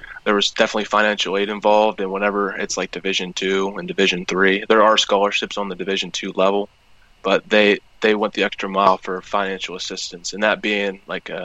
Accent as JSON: {"language": "English", "town": "Cumberland", "region": "Maryland", "country": "United States", "tie": "born or raised there", "said": "I'm from Cumberland, Maryland. I played at Fort Hill High School"}